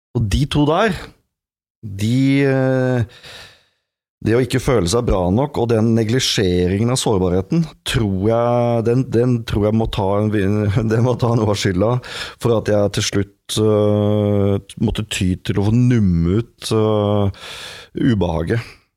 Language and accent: Norwegian; Norway; jeg er en mann, jeg er norsk, jeg er 44 år